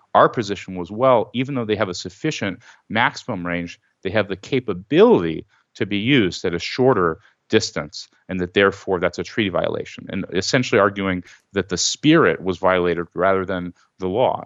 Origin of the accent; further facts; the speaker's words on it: Los Angeles, California, United States; I'm from, uh, Los Angeles